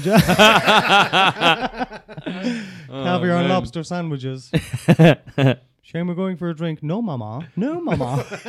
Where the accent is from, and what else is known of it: Ireland; also born or lived in Australia